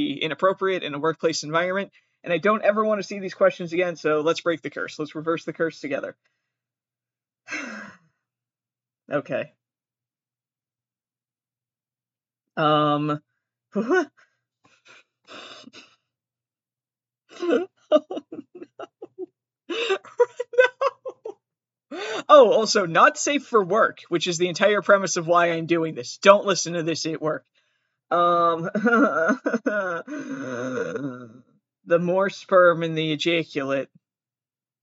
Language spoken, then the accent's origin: English; Massachusetts, United States; I have an accent. I'm from Massachusetts.